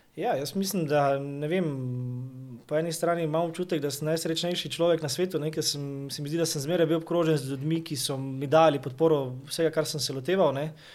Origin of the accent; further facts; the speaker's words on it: Maribor, Slovenia; prihajam iz Maribora